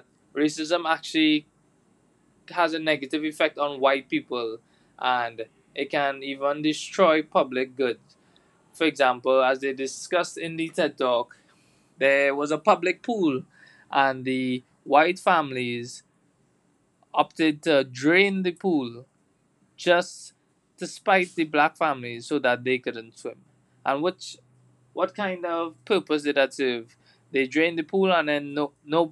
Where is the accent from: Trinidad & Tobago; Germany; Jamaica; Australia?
Trinidad & Tobago; we're from Trinidad and Tobago